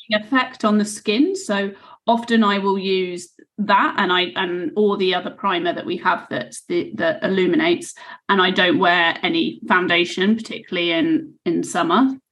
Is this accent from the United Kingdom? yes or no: yes; United Kingdom; also born or lived in Australia; I'm I'm British